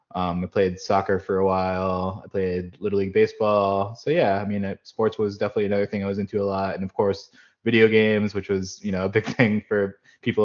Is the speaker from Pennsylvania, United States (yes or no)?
yes; Wilkes-Barre-Scranton area, Pennsylvania, United States; also born or lived in State College, Pennsylvania; now in Jacksonville, United States; I grew up in Pennsylvania, born in State College, mostly grew up in the Wilkes-Barre-Scranton area where our family moved when I was four